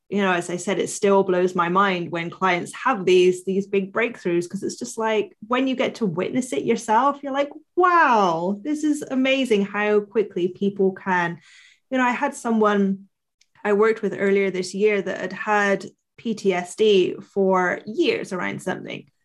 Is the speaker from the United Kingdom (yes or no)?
yes; Bristol, South West England, United Kingdom; so I'm from Bristol in the south of England. And for years when I was a teenager, I wanted to hide that I was Bristolian.